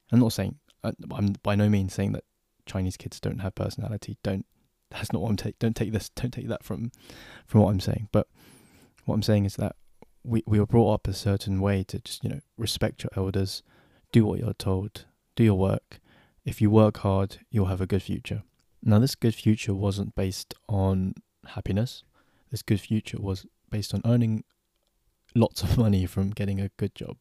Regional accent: London, United Kingdom; I'm from London

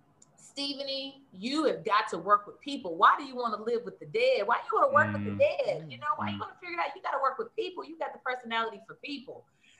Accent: Kansas City, Kansas, United States; I grew up in Kansas, but my family, both my mom and dad, are from Oklahoma.

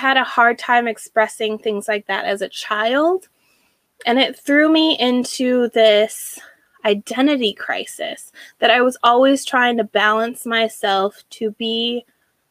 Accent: Washington, United States; I was born and raised in Washington State

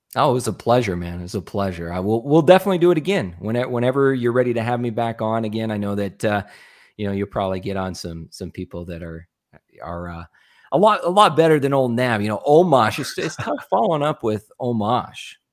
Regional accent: Arizona, United States; also born or lived in Nebraska; I grew up in Arizona, which is where I live now

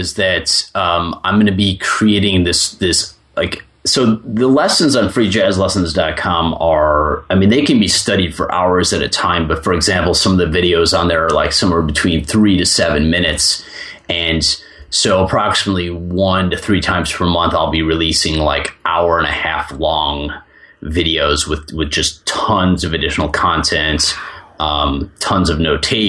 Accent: Chicago, Illinois, United States; So I grew up listening to rock music, and I grew up in Chicago.

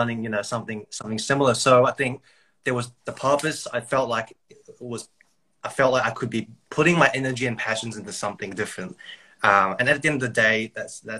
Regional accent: New Zealand; now in Brisbane, Australia; I grew up in New Zealand.

